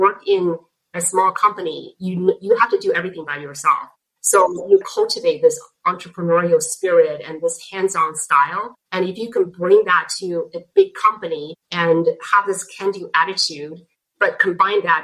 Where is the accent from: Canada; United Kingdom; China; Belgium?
China; Beijing; English is a second language; moved away as an adult; now in United States; I grew up in Beijing and I went to college in Beijing